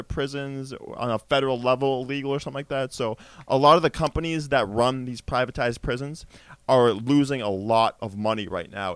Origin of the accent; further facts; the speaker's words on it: United States; as Americans